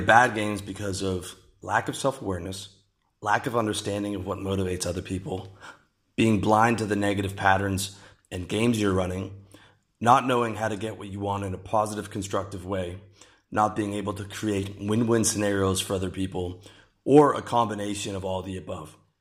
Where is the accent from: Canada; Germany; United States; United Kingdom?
Canada; moved away as an adult; my home country of Canada